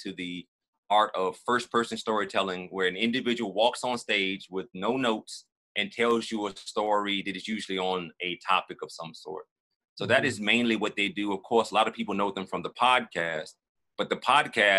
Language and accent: English; Richmond, Virginia, United States; moved away as an adult; now in Atlanta, United States; I'm born and raised in Richmond, Virginia, south side of that city, neighborhood called Oak Grove, Bellmead, Blackwell